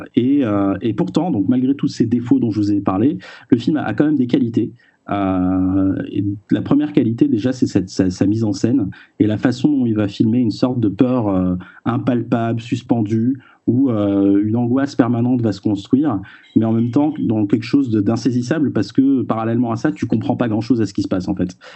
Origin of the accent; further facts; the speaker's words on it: France; chez nous en France